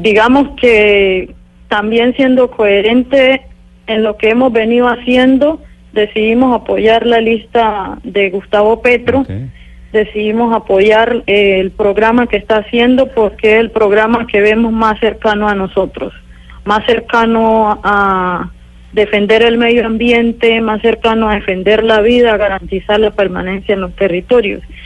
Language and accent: Spanish; Suárez, Cauca, Colombia; Yo nací en una vereda que se llama Yolombó, se hace parte del corregimiento de La Toma, que ahora se ha constituido en Consejo Comunitario en el municipio de Suárez, Cauca.